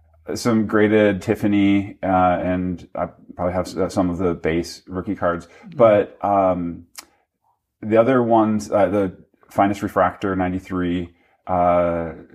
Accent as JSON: {"language": "English", "region": "Minnesota", "country": "United States", "tie": "born or raised there", "said": "I grew up in Minnesota"}